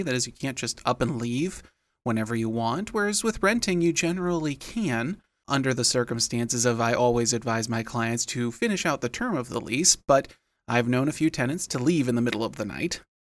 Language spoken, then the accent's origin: English; Rockford, Illinois, United States; my hometown of Rockford, Illinois